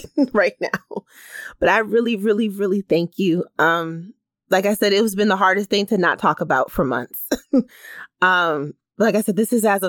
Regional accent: Bridgeport, Connecticut, United States; I'm a girl from Bridgeport

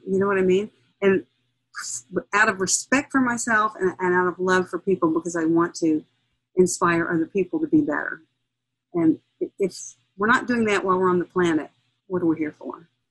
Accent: Nashville, Tennessee, United States; I was born in Nashville. I grew up in a musical family

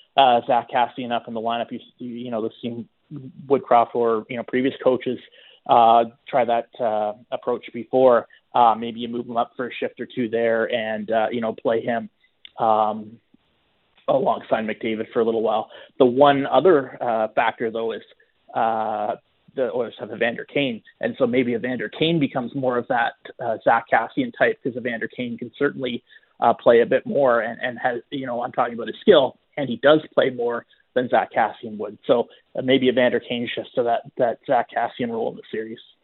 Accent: Ontario, Canada; moved away as an adult; also born or lived in Western Canada; now in Edmonton, Canada; I grew up in Ontario and this is only my fourth year, uh, here

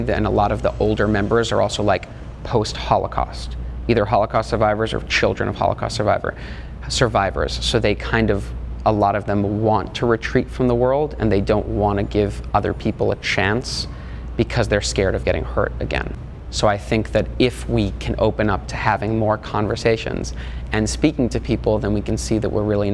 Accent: New York City, New York, United States; I'm from Brooklyn, New York

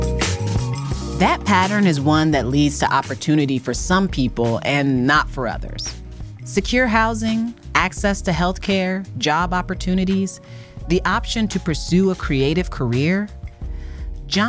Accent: Fort Wayne, Indiana, United States; So when I was growing up in Indiana, I lived on the southeast side of Fort Wayne

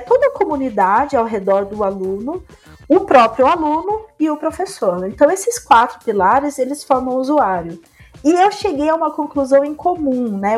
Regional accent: interior of São Paulo, Brazil; Eu sou do interior de São Paulo

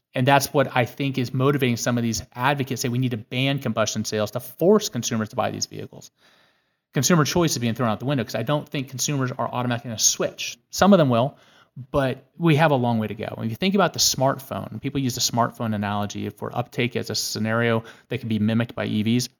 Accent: California, United States; moved away as an adult; also born or lived in Santa Barbara; now in Washington, D.C., United States; I was born a slow-witted Californian

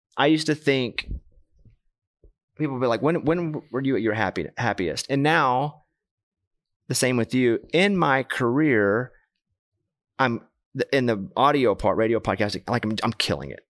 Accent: Arkansas, United States; I'm from Arkansas. Grew up with a bunch of cowboy boot

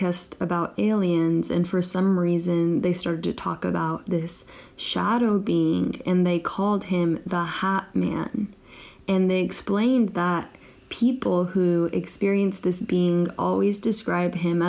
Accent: Northern California, United States; now in Japan; I currently live in Japan and I'm from Northern California

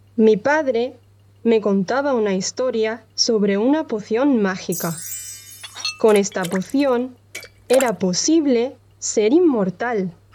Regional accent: Andalusia, Spain; soy de Andalucía, en el sur de España

